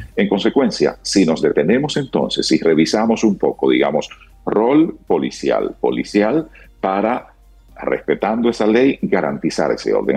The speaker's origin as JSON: {"language": "Spanish", "country": "Dominican Republic"}